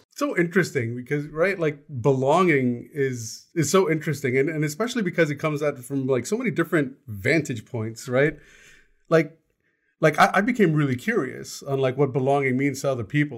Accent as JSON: {"language": "English", "country": "United States", "tie": "born or raised there", "said": "I was born here. I didn't actually belong in India because I'm American. I grew up in a very diverse community"}